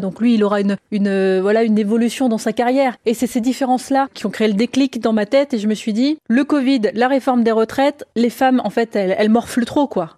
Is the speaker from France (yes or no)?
yes; France; je, suis, je suis française